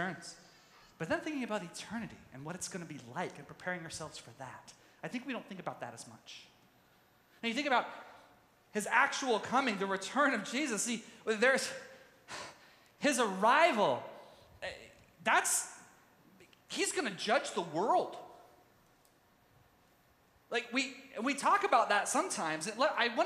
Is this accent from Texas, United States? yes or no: yes; Tyler, Texas, United States; moved away; also born or lived in Mendocino, California; I grew up in Youth with a Mission. And in the Tyler, Texas base was huge